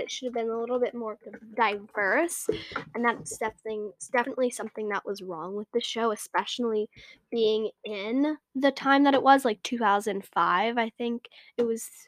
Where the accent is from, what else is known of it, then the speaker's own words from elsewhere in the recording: New York City, New York, United States; we are from New York City